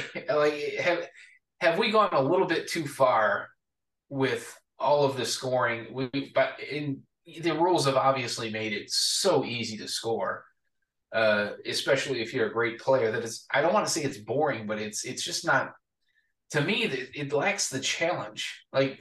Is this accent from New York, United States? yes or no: no; Atlanta, Georgia, United States; I grew up in Atlanta